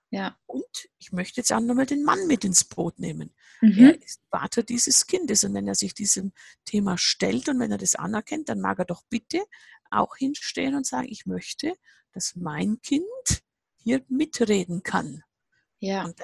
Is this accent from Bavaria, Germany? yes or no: yes; Bavaria, Germany; Ich sage immer, das kann man sich bei uns im Allgäu jedes Jahr mindestens an ein paar Tagen, manchmal monatelang testen, was es heißt, neue Schritte im Schnee zu tun.